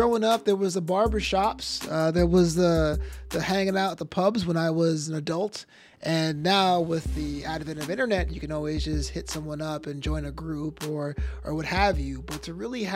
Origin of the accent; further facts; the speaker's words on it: New York City, New York, United States; I grew up in Brooklyn on the Flatland side, near like Kings Plaza and off the Belt